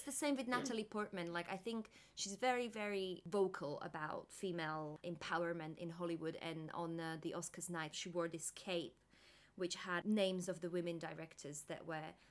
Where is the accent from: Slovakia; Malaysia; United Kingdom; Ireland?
Slovakia; I'm from Slovakia